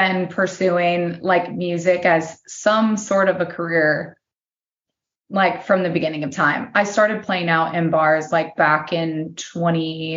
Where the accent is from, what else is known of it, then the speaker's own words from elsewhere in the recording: South Dakota, United States; moved away as an adult; also born or lived in Minneapolis, Minnesota; now in Nashville, United States; I moved to Minneapolis from South Dakota